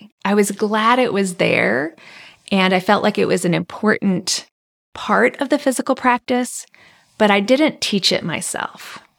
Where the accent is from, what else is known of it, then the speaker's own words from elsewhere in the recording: Hawaii, United States; also born or lived in Japan; I was born in Japan and I grew up in Hawaii. Hawaii is a mecca for immigrants and a place where many cultures coexist, intermix, and influence each other.